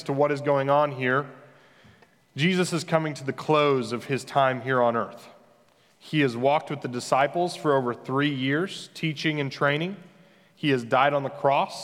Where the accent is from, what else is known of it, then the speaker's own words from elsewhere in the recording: Christian County, Missouri, United States; The name of the county that I grew up in Missouri is legitimately called Christian County